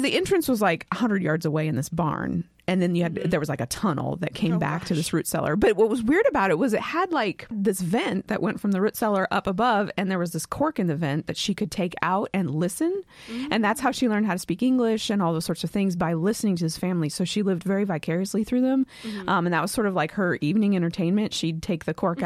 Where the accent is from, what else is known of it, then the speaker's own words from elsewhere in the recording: West Coast, United States; I'm from the West Coast